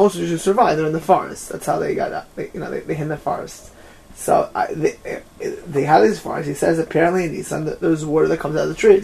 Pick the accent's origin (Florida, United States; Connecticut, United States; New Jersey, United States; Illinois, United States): Florida, United States; Miami Beach; I grew up in Miami Beach by like 1990